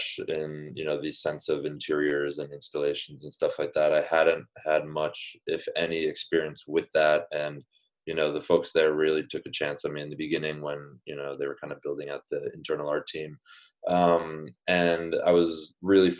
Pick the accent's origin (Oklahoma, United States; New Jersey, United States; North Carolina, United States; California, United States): New Jersey, United States; moved away as an adult; now in New York, United States; I grew up in New Jersey, went to college in New Jersey